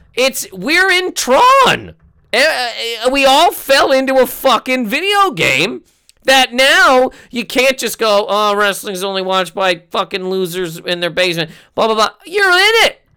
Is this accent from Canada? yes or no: yes; Halifax, Nova Scotia, Canada; born or raised there; moved away